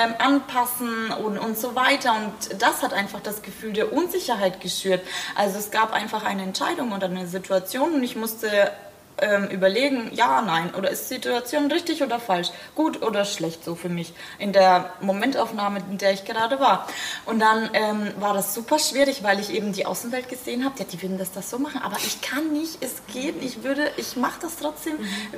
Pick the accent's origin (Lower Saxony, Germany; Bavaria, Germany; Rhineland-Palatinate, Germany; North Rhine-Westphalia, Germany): Bavaria, Germany; Bamberg; ich komme auch aus Bamberg